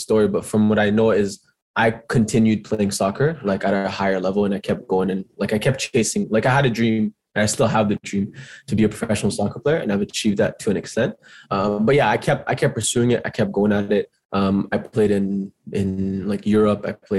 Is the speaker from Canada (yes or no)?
yes; Toronto, Ontario, Canada; I'm born and raised in Etobicoke, lived here my whole life, still living here. Went to school in Etobicoke. I think the only time that I left Etobicoke was when I went to high school, and our high school was in Brampton.